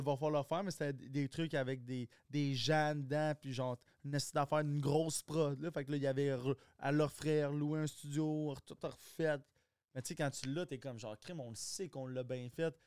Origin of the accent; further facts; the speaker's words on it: Quebec, Canada; accent: Québécois; Il y a, pas plus d'accent québécois que moi. je, suis comme dans, un québécois, québécois, mais j'ai aucune racine québécoise